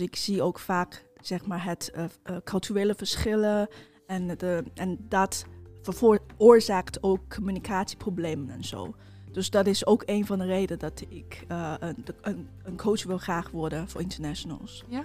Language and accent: Dutch; China; now in Netherlands; oorspronkelijk kom ik uit China. inmiddels woon ik al meer dan tien jaar in Nederland